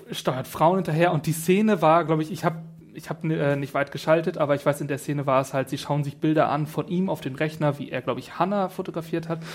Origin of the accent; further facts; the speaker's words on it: Northern Germany, Germany; also born or lived in Kiel; ich komme ja auch aus dem Norden